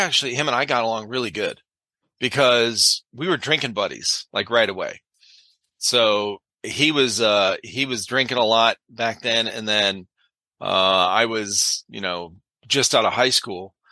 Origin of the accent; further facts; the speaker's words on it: Cleveland, Ohio, United States; growing up in the Cleveland area where I did